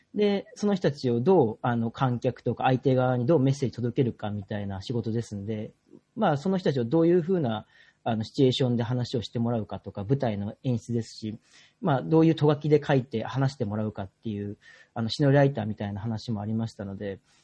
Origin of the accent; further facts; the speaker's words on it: Obihiro, Hokkaido, Japan; 帯広なんていうのは結構、あの、自分の地元ですけれども